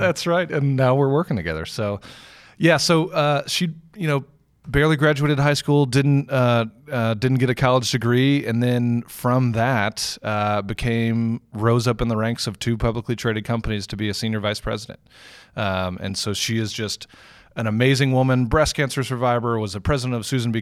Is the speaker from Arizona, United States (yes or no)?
no; Houston, Texas, United States; moved away as an adult; also born or lived in San Francisco / Cincinnati / Germany; now in Louisville, United States; born and raised in Houston, Texas